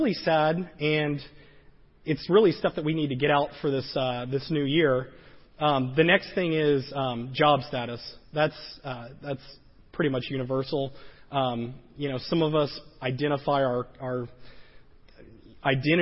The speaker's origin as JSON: {"language": "English", "region": "the South", "country": "United States", "tie": "born or raised there", "said": "I grew up in the South"}